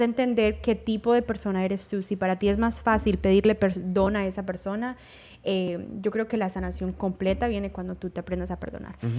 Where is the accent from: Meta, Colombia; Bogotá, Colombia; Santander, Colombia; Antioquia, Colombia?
Antioquia, Colombia; Paisa; Primero que yo también soy paisa, no tan paisa, pero también soy paisa